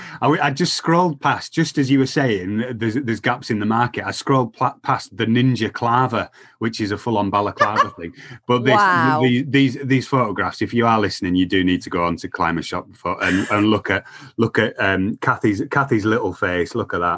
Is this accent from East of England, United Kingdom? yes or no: yes; East of England, United Kingdom; Yeah, exactly. I'm from Essex. I've never said, oi, oi, Savaloy.